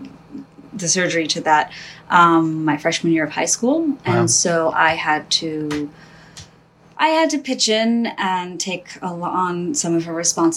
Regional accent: New Jersey, United States; I was born here. I was born in New Jersey

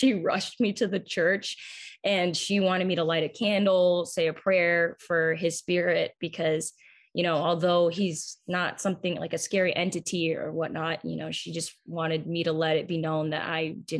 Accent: Massachusetts, United States; I'm obviously from Massachusetts

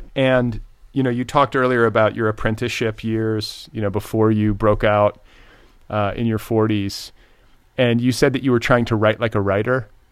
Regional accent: Midwest, United States; also born or lived in Indiana; I grew up in the Midwest, but spent part of my childhood in Indiana

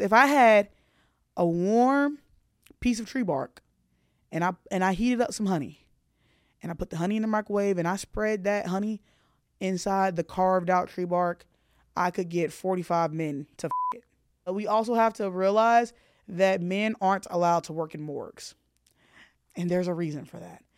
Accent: the South, United States; I grew up in the South

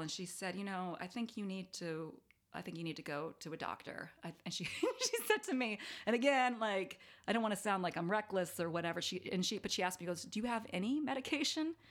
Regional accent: Davis, California, United States; moved away; I grew up, um, in Davis, California

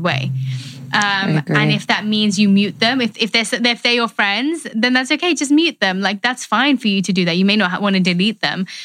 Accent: London, United Kingdom; I grew up in London, but I have an Indian background.

